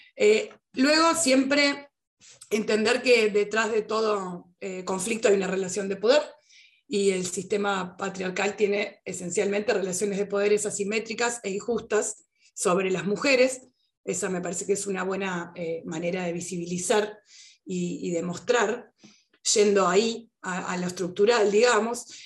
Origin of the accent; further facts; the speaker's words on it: Uruguay; yo estoy en Uruguay y soy uruguaya específicamente